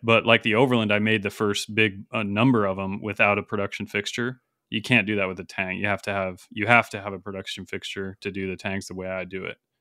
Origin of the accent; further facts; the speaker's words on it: Salmon, Idaho, United States; near Salmon, where I grew up in Idaho